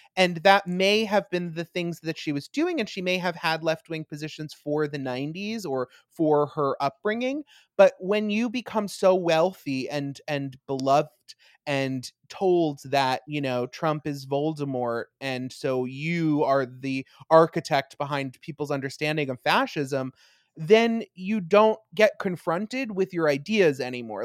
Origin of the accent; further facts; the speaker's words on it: Long Island, New York, United States; I am from Long Island